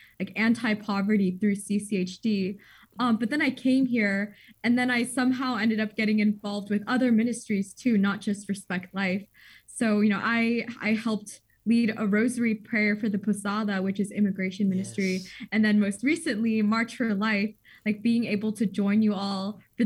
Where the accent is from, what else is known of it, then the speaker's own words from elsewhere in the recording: Southern California, United States; moved away as an adult; also born or lived in Ithaca, New York; now in Chicago, United States; I am from Southern California